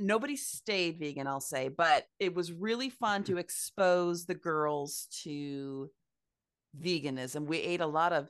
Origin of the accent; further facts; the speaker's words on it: Midwest, United States; As a Midwesterner, it was very fun to perform on the coast